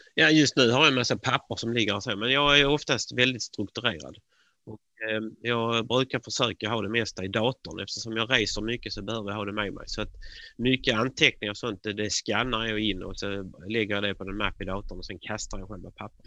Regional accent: Sweden; man som svensk

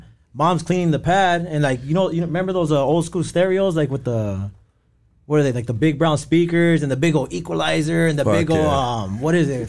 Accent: Baldwin Park, California, United States; Born and raised.

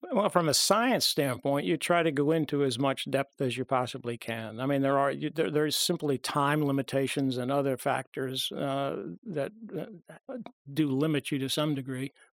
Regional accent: Long Island, New York, United States; I grew up on Long Island

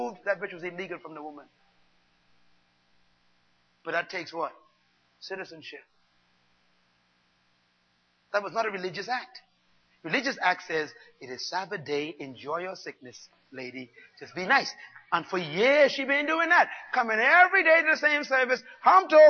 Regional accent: Bain Town, New Providence, Bahamas; I was born in Baintown

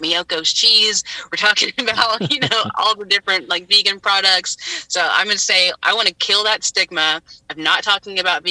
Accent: Deep South, United States; moved away; growing up in the Deep South

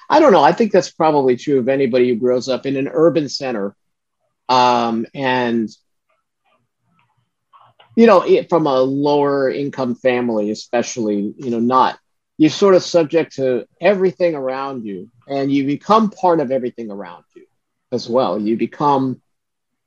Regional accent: Brooklyn, New York, United States; growing up in Brooklyn was fun

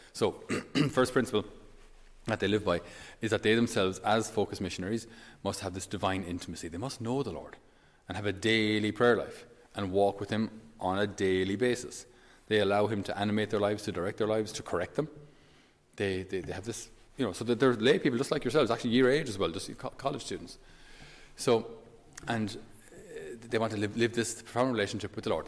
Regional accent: Ireland; us as Irish

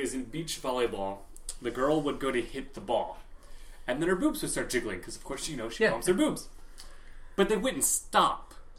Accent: Illinois, United States; I grew up in the Bible Belt of Illinois

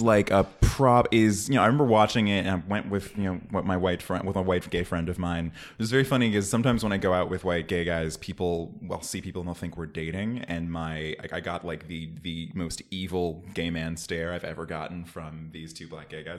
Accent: Oakland, California, United States; I'm from Oakland

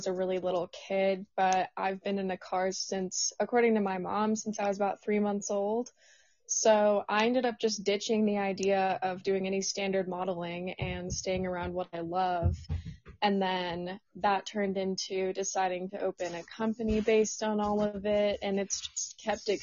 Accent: Austin, Texas, United States; moved away; also born or lived in Colorado; So I'm originally from Austin, Texas

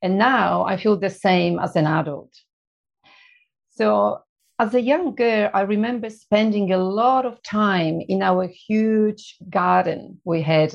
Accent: Poland; English is a second language; moved away as an adult; also born or lived in Melbourne, Australia; now in Australia; when I was growing up in Poland, we were poor.

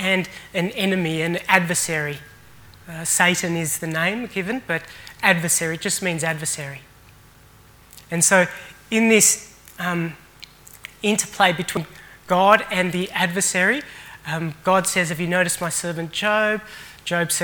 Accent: Australia; also born or lived in Sri Lanka; I was born in Sri Lanka and moved to Australia when I was just 8 months

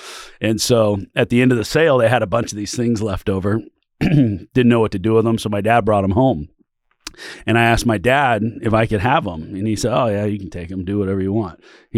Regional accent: California, United States; born there; also born or lived in Oregon, United States; I was born in California. My dad was a car dealer down there.

